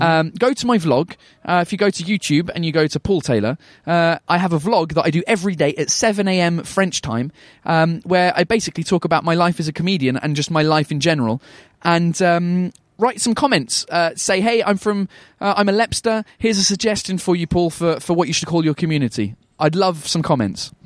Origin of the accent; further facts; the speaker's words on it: England, United Kingdom; I'm English